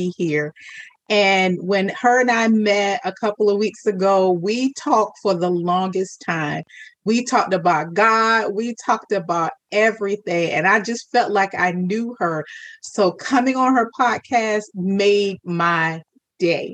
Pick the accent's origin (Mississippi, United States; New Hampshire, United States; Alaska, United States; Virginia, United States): Virginia, United States; I'm from Virginia